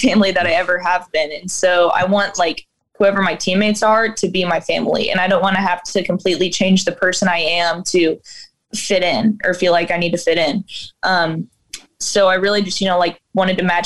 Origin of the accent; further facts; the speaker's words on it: Papillion, Nebraska, United States; I'm from Papio, and I think it's just that our town, and especially our school has so much tradition